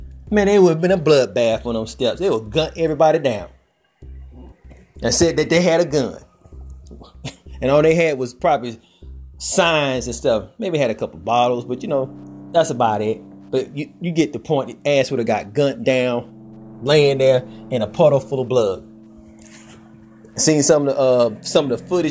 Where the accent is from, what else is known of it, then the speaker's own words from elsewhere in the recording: Georgia, United States; Georgia, my home state